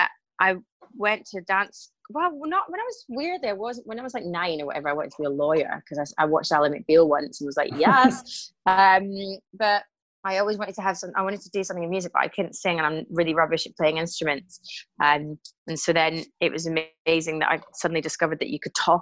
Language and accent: English; Glasgow, Scotland, United Kingdom; now in London, United Kingdom; I definitely got the gift of the gab from being a Glaswegian.